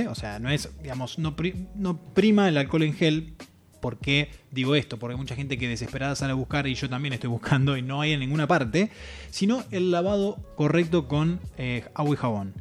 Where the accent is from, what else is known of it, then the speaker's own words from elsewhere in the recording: Entre Ríos, Argentina; moved away; la gente de Entre Ríos que está presente, mi provincia natal